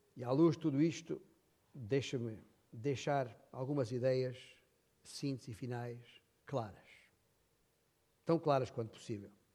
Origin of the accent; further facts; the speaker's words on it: Alentejo, Portugal; na minha terra, Alentejo